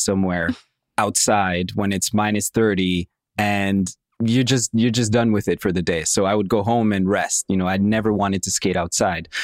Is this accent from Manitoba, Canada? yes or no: no; Montreal, Quebec, Canada; born or raised there; also born or lived in Moscow, Russia